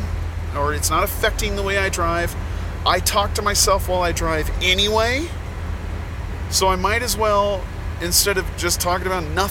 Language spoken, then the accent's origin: English; Montana, United States; also born or lived in Indianapolis, Indiana; why I've never left Montana and why I may never leave Montana.